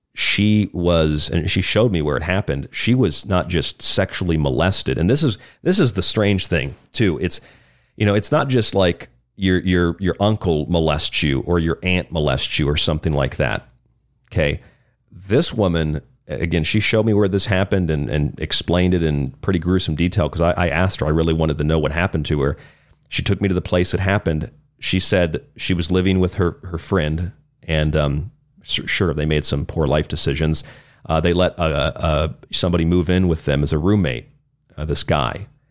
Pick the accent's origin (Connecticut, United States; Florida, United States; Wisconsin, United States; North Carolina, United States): Florida, United States; moved away; in my home state of Florida. This is where I was living at the time